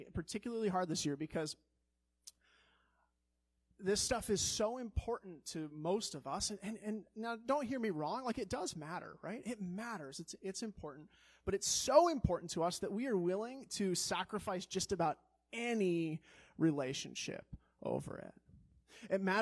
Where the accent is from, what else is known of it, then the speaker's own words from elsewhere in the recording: Colorado, United States; also born or lived in Chicago; now in Wisconsin, United States; I grew up in Colorado